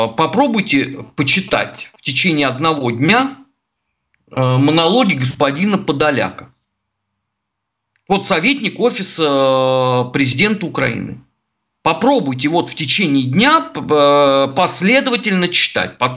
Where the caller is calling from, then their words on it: Saint Petersburg, Russia; я из Санкт-Петербурга.